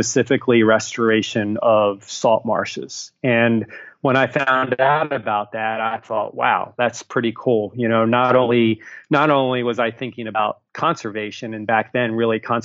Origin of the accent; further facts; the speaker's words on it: Baltimore, Maryland, United States; I grew up in Baltimore